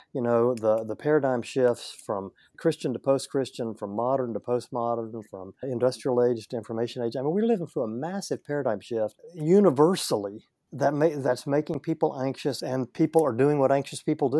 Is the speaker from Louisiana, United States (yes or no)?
yes; Northeast Louisiana, United States; I grew up in Northeast Louisiana, a little farming community